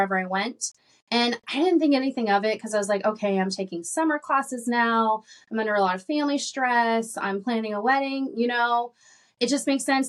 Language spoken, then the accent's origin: English; Arkansas, United States; I grew up in Arkansas